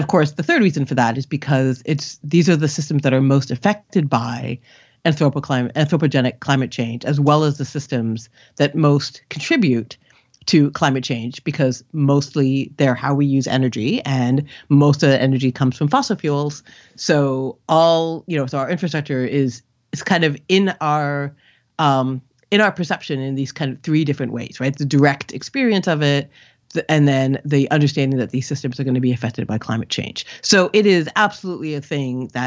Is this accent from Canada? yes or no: yes; Canada; moved away as an adult; also born or lived in India; now in United States; I grew up in Canada, but my parents are immigrants from India